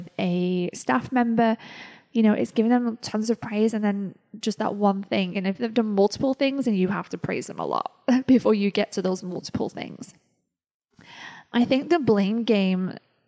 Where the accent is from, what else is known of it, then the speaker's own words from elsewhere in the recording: United Kingdom; Being British